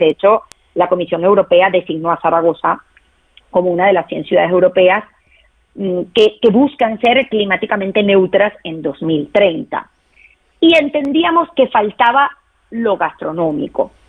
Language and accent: Spanish; Venezuela; yo soy venezolana